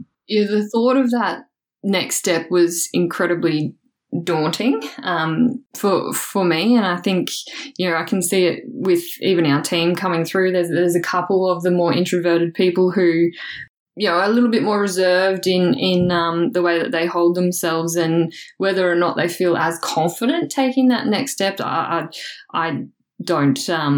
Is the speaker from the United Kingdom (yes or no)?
no; Toowoomba, Queensland, Australia; So I guess I'm originally from Toowoomba, which is a little bit outside of Brisbane. So grew up born, bred, Toowoomba girl.